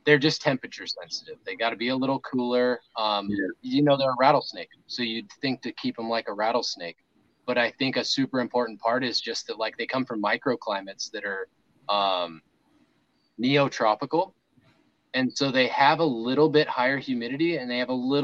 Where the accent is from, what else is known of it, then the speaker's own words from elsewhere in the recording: Sutter Creek, California, United States; moved away; I grew up like mountainside in Northern California, up a place called Elk Grove in a little town called Amador County – or a little county called Amador in a town called Sutter Creek